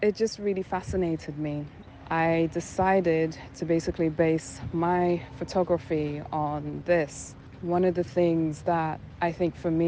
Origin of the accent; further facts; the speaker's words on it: London, United Kingdom; also born or lived in New York; now in Accra, Ghana; I was born and raised in London, but my heritage is Ghanaian